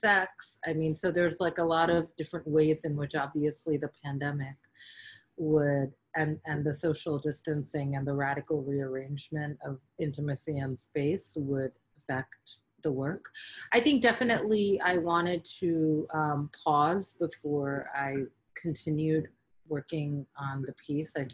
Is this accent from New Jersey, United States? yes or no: no; New York, United States; born or raised there